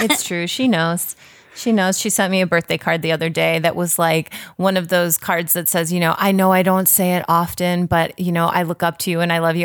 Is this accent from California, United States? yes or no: no; Chicago, Illinois, United States; moved away as an adult; also born or lived in rural Tennessee; now in Los Angeles, United States; I grew up primarily in the suburbs of Chicago